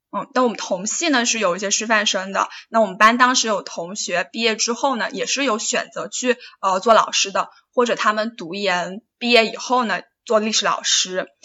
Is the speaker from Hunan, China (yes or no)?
yes; Hunan, China; 我老家也是湖南的